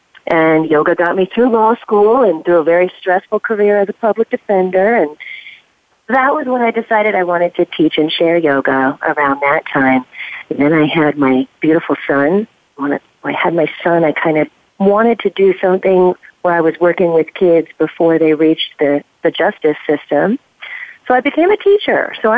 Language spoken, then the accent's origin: English; Northern Virginia, United States; I actually grew up here in Northern Virginia